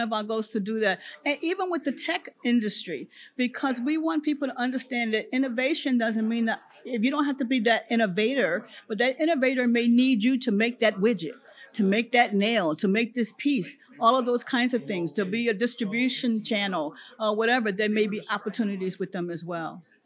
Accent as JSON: {"language": "English", "town": "Philadelphia", "region": "Pennsylvania", "country": "United States", "moved": "yes", "lives_now": "Florida, United States", "said": "I come from Philadelphia"}